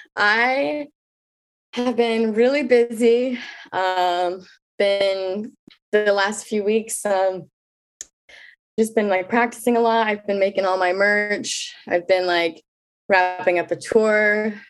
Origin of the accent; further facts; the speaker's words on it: Kansas City, Missouri, United States; moved away as an adult; now in Brooklyn, United States; I'm in Brooklyn right now. I'm from Kansas City, Missouri